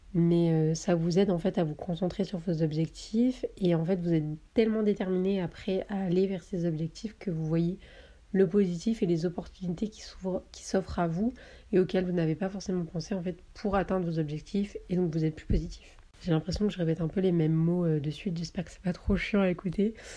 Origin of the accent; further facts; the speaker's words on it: southern France, France; moved away as an adult; also born or lived in Paris; je viens du sud de la France, mais là je suis montée sur Paris pour des stages